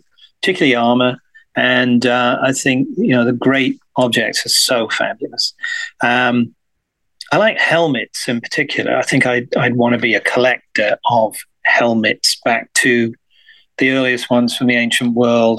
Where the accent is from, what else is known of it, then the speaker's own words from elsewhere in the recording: West Midlands of England, United Kingdom; I grew up in the West Midlands of England